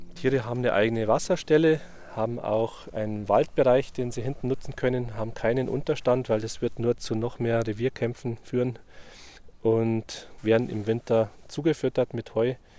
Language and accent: German; Wolfratshausen, Bavaria, Germany; also born or lived in Landshut / Weihenstephan; ich bin in Wolfratshausen aufgewachsen, war dann in Landshut auf der Fachoberschule, habe dann in Weinstefan studiert